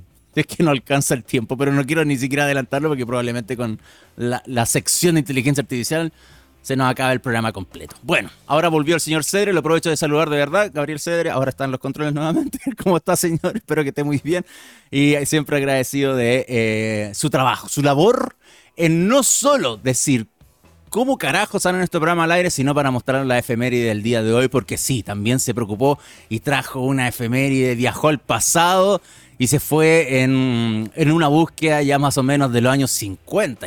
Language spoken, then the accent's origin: Spanish; Chile; nosotros como chilenos